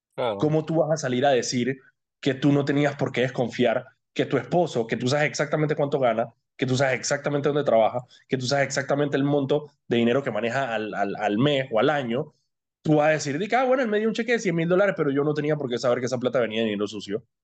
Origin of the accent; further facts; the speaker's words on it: Colombia; now in Panama; con las que yo crecí de niño en Colombia